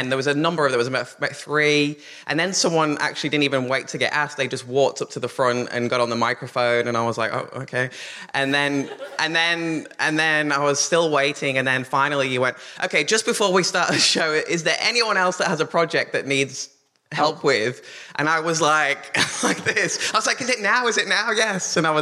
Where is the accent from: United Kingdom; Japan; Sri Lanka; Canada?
United Kingdom; England; now in Australia; I'm actually English, but I've lived there since 2007